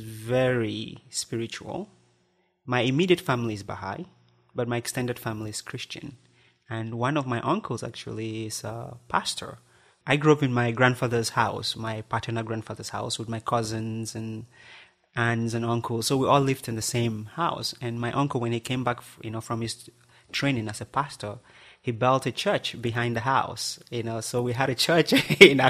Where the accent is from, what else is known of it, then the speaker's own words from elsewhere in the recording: Southwest Region, Cameroon; first language Barombi; English is a second language; moved away; I grew up in Cameroon, the country in West Central Africa. I was born in a little village in the southwest of the country